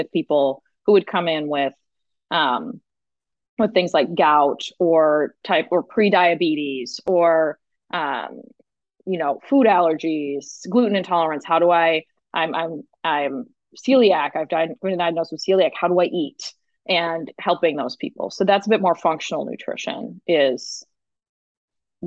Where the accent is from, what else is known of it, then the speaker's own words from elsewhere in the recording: Chicago, Illinois, United States; moved away as an adult; also born or lived in Seattle; That's when I moved out to Seattle. I'm from Chicago.